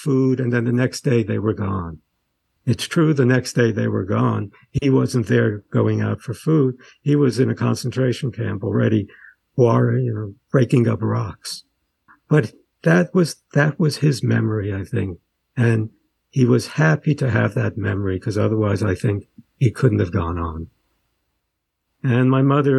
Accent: New York City, New York, United States; also born or lived in Sweden / Brighton Beach, Brooklyn; I grew up in Coney Island after we came from Sweden

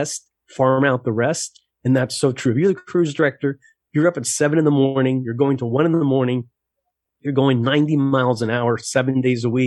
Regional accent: Miami, Florida, United States; I was born in Miami, and in Miami as an entertainer

